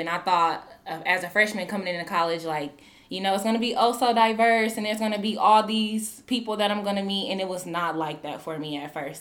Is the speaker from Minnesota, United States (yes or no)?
no; Omaha, Nebraska, United States; moved away as an adult; now in Des Moines, United States; I'm originally from Omaha, Nebraska.